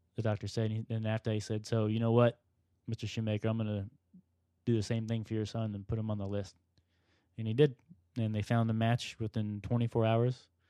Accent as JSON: {"language": "English", "region": "Florida", "country": "United States", "tie": "born or raised there", "said": "I was born and raised in Florida"}